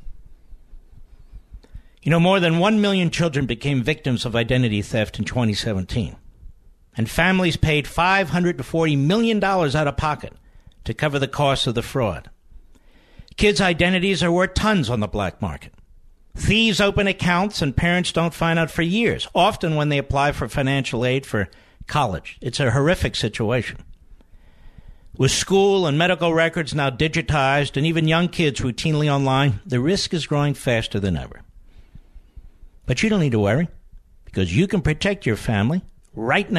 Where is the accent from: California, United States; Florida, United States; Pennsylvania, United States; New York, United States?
Pennsylvania, United States; I was from Pennsylvania.